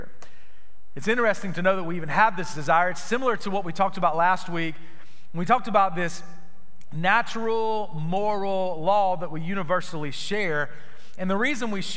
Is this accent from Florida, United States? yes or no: yes; Florida, United States; Growing up in Florida